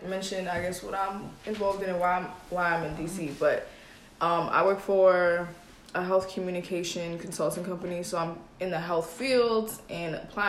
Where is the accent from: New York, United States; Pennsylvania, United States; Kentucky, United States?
New York, United States; moved away as an adult; also born or lived in Minneapolis; now in Washington, D.C., United States; I have family in the city too, or close to the city. So I went back and forth. But New York is my home. And then I went to school in Minneapolis